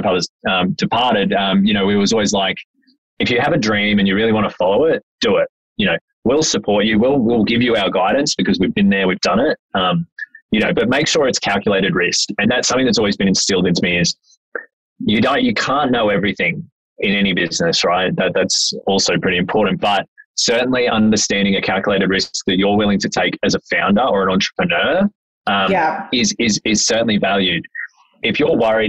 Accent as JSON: {"language": "English", "town": "Mackay", "region": "Queensland", "country": "Australia", "tie": "born or raised there", "also_born_or_lived": "Brisbane", "said": "I'm actually from North Queensland, right? So born and raised in Mackay."}